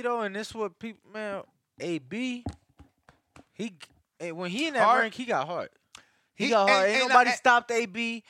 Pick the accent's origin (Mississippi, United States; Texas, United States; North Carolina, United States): North Carolina, United States; if I'm from North Carolina... shit, it's like, damn, okay, cool, Michael Williams, shit, I'm on him now, you know what I'm saying?